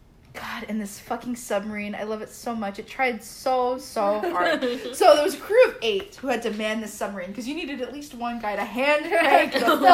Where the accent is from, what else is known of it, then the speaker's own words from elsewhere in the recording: the South, United States; Just growing up in the South is such a weird thing